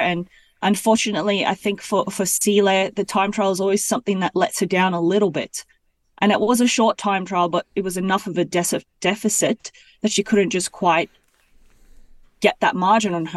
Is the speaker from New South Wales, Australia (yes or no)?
no; Gold Coast, Queensland, Australia; now in Belgium; I'm from the Gold Coast